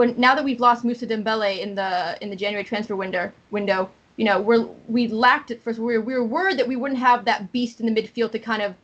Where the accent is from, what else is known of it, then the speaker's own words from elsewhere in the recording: Boston, Massachusetts, United States; moved away as an adult; now in Atlanta, United States; I'm originally from Boston, but I've been living here for like 12 years. I'm moving back to Boston